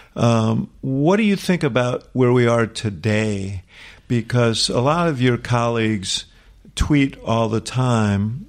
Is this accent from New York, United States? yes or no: yes; New York City, New York, United States; Stuyvesant Town where I grew up in New York